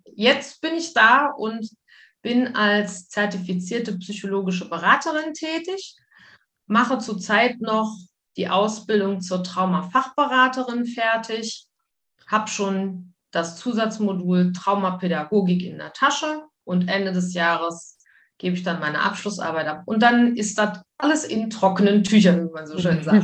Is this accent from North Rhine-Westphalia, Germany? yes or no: yes; Wuppertal, North Rhine-Westphalia, Germany; moved away as an adult; also born or lived in Mallorca / Spain; now in Luxembourg; Also ich komme aus Wuppertal gebürtig.